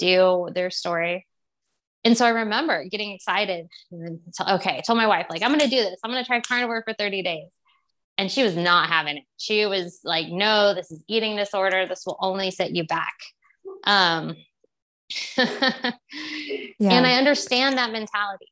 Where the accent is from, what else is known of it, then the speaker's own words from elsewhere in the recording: Texas, United States; I grew up in Texas, we ate meat growing up